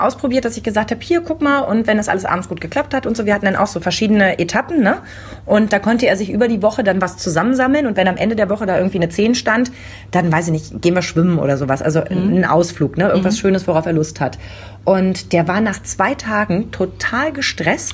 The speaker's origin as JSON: {"language": "German", "region": "East Germany", "country": "Germany", "tie": "born or raised there", "said": "ich bin noch im Osten groß geworden"}